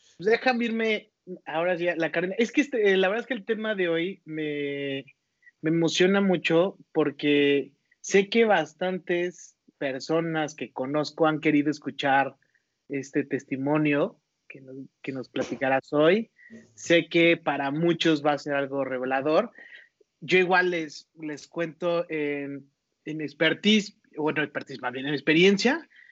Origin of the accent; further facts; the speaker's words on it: Toluca, State of Mexico, Mexico; moved away as an adult; now in Guadalajara, Mexico; soy Toluca y lo que tiene Toluca la verdad es su gente. De eso sí extraño muchísimo